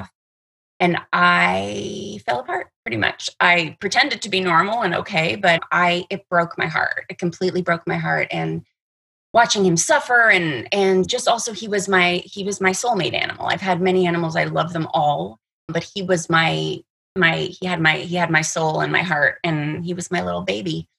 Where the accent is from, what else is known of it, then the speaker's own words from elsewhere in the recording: Toronto, Ontario, Canada; now in Los Angeles, United States; I am originally from Canada, from Toronto, Canada. I've been living in LA for years and years and years